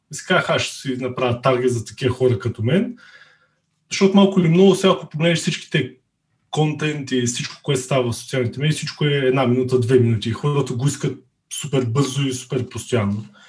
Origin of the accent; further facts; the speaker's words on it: Veliko Tarnovo, Veliko Tarnovo Province, Bulgaria; moved away as an adult; now in Burgas, Bulgaria; От Велико Търново съм, но живея в Бургас